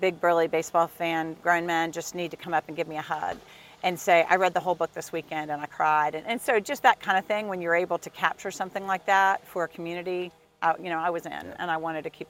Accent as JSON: {"language": "English", "town": "Houston", "region": "Texas", "country": "United States", "said": "Houston, Texas."}